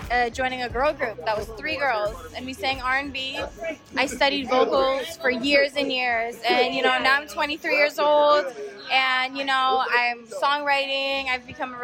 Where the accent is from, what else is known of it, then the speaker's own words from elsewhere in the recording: Las Vegas, Nevada, United States; also born or lived in Broward County, Florida; So I was originally from Florida in Broward County. But I grew up in Vegas, so I rep Vegas